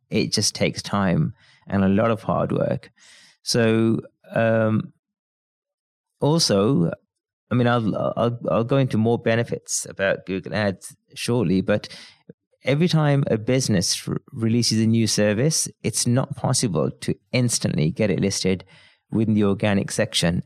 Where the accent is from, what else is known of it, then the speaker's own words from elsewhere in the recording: Birmingham, West Midlands, United Kingdom; I'm from Birmingham in the U K